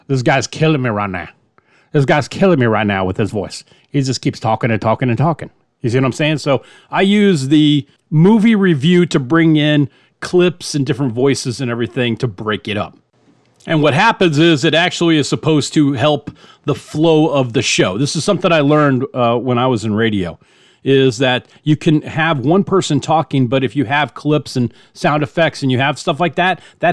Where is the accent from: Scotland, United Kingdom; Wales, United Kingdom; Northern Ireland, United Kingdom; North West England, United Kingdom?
Scotland, United Kingdom; I'm a Scot